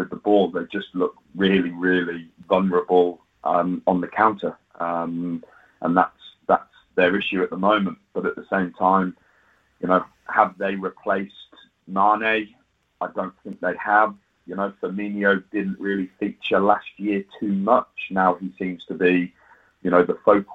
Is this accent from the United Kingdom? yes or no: yes; England, United Kingdom